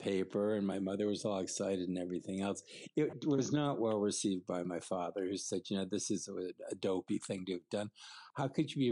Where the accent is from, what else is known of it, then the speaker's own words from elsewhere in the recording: Connecticut, United States; moved away; also born or lived in London; I grew up in the suburbs of Connecticut outside New York City.